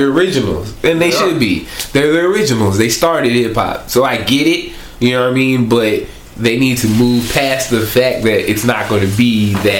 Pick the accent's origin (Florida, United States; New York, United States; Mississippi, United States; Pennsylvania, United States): Pennsylvania, United States; Philadelphia; accent: northern accent; also born or lived in the South; I mean, I'm from Philadelphia, you know what I'm saying? And so, like, I have a northern accent in some instance, but then in some instance I use southern words, you know what I mean? So I was raised down here